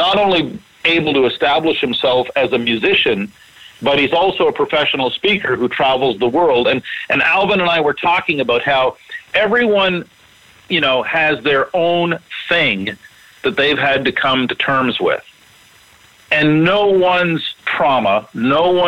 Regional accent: Canada; I'm a Canadian

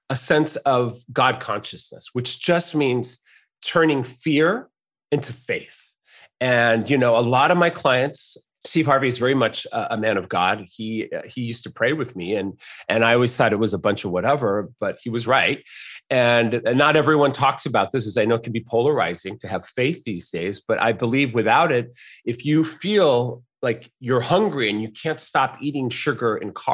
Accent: Mexico City, Mexico; born there; I was born in Mexico City. My mother uh, had me born there because my father was traveling. My dad's an American um, man

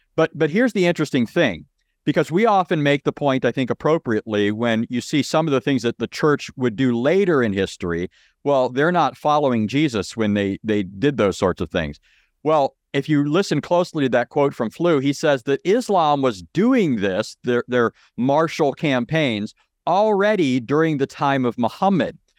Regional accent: Southern California, United States; I grew up in Southern California

